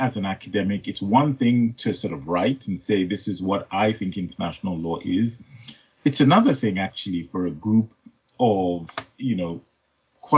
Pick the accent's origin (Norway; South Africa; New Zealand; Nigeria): Nigeria; moved away as an adult; now in United Kingdom; I was born in Nigeria. I was raised in Nigeria. I did my first degree in Nigeria, but I've had all of my working life in the UK.